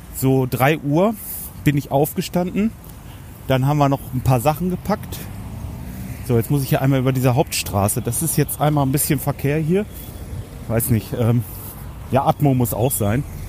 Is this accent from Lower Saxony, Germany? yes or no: yes; Hanover, Lower Saxony, Germany; Bei uns in Hannover